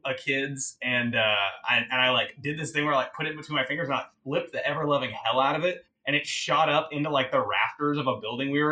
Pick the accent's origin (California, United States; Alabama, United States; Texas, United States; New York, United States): Texas, United States; Houston; I'm also from Texas. I grew up in Houston